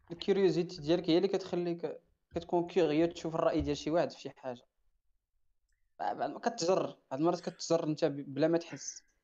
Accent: Morocco

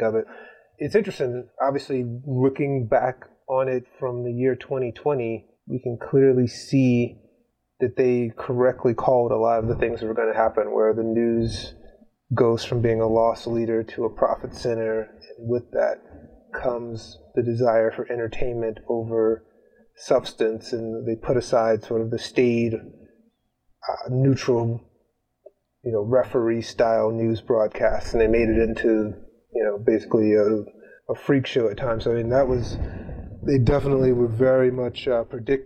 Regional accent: Gary, Indiana, United States; I am from Gary, Indiana, a little town along the lakeshore, just outside of Chicago

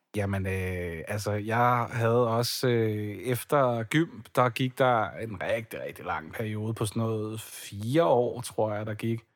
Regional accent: Ballerup, Capital Region of Denmark, Denmark; now in Copenhagen, Denmark; Jeg er vokset op i Ballerup, og har boet der i 19 år, indtil for ganske nyligt, hvor jeg så øh, flyttede til København

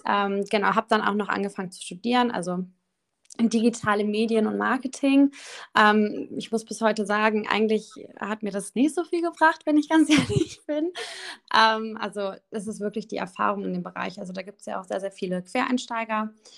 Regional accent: Düsseldorf, North Rhine-Westphalia, Germany; ich komme aus dem wunderschönen Düsseldorf. Ähm, habe auch tatsächlich schon immer hier gewohnt. Also ich habe irgendwie nie diese Stadt verlassen

